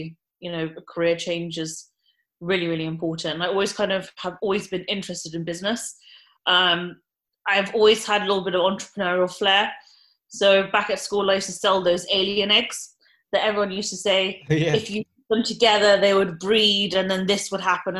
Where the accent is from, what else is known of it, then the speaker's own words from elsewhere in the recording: Wiltshire, South West England, United Kingdom; also born or lived in Basildon / Bath / Kingston; I grew up in Wiltshire, born in Basildon